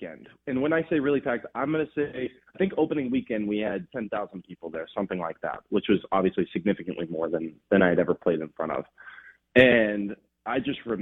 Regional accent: Los Angeles, California, United States; moved away as an adult; also born or lived in Oregon / Mississippi; I'm born and raised in Los Angeles

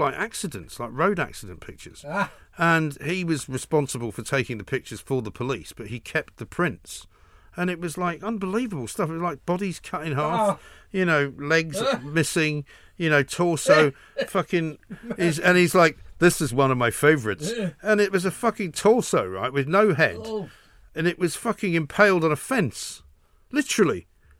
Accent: London, United Kingdom; you were from London

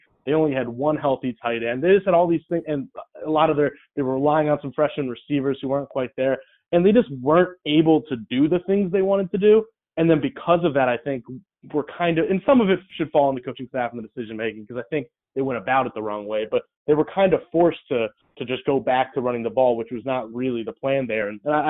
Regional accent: Philadelphia area, New Jersey, United States; moved away as an adult; also born or lived in Indiana / Mississippi; I'm a guy from South Jersey, Philadelphia area, went to Indiana University

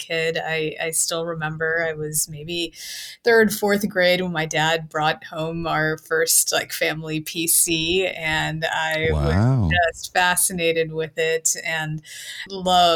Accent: Cincinnati, Ohio, United States; I'm from Cincinnati, Ohio. That's where I was living when I was working at GE

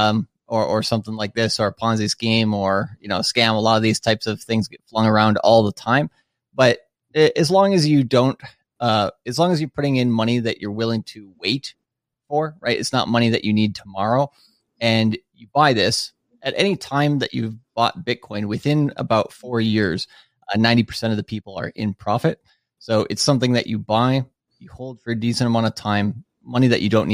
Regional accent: Minnesota, United States; moved away as an adult; now in Tokyo, Japan; I'm from Minnesota originally. I've been living in Tokyo now for about 10 years

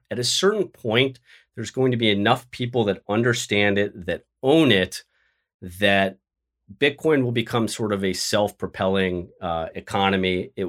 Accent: Los Angeles, California, United States; now in New York, United States; I'd move to LA where I grew up in the San Fernando Valley and challenge him for that seat

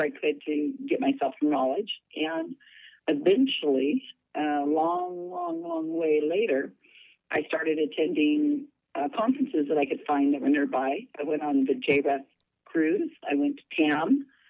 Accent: Salinas, California, United States; I'm born and raised in Salinas, California

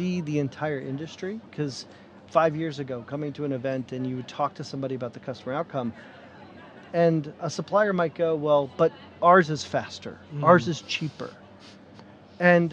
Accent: United States; as an American

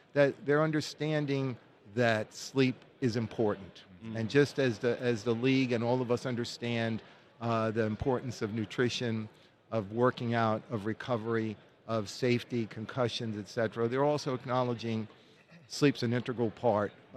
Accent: New Jersey, United States; moved away as an adult; also born or lived in New Orleans, Louisiana / Baton Rouge, Louisiana; I was born and raised in New Jersey, but I really grew up in New Orleans

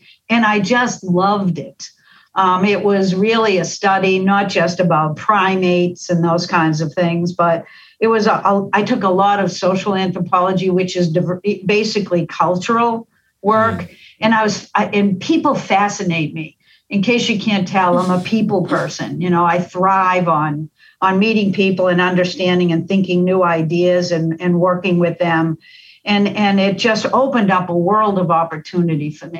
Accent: Boston, Massachusetts, United States; accent: Boston; I grew up in the Boston area. Most of my family were from Dorchester, which is what accounts for my accent.

